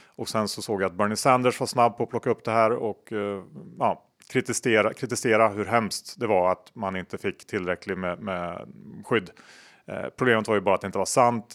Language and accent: Swedish; Sweden; jag känner mig ganska stolt som svensk